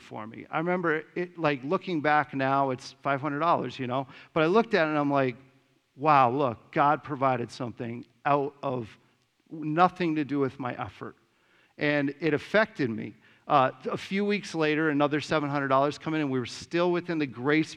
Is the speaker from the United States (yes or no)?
yes; Simsbury, Connecticut, United States; moved away as an adult; I grew up in Simsbury